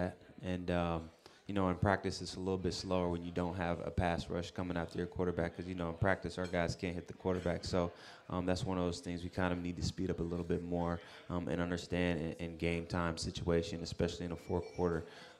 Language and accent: English; South Carolina, United States; also born or lived in Alaska / Texas; I was born in Alaska, lived most of my life in South Carolina, yep.